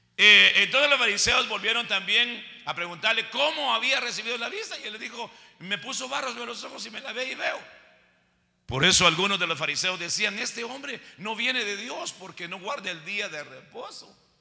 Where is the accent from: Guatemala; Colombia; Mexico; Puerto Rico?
Guatemala; Así decimos en Guatemala